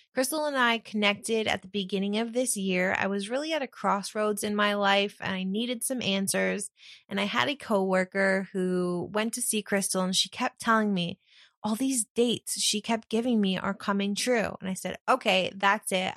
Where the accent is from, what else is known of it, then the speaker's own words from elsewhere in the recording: Ithaca, New York, United States; now in New Jersey, United States; I grew up in Ithaca, New York, which is probably the hippie capital of the East Coast